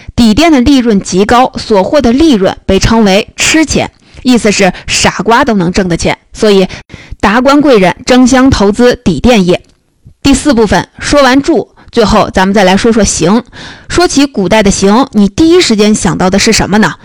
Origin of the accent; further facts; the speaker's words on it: Hunan, China; moved away; also born or lived in northern China; 我小时候在湖南的老家经常吃这种菜